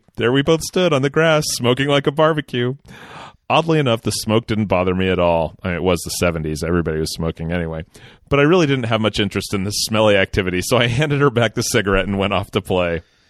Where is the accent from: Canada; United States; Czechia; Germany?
Canada; Sudbury, Ontario; now in St. Thomas, Canada; Last year on February 1st, I moved from my hometown of Sudbury, Ontario, Canada, to St. Thomas, Ontario, Canada, to start a new job.